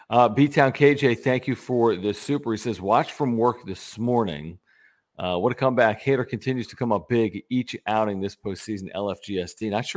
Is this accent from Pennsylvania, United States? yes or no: yes; Philadelphia, Pennsylvania, United States; born there; I was born in Philadelphia. That is an accurate statement.